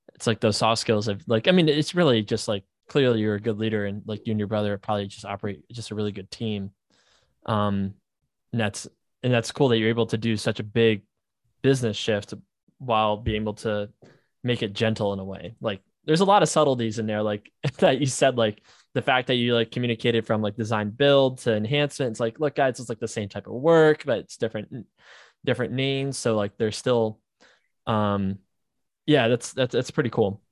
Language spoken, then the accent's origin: English; New Jersey, United States; I'm from New Jersey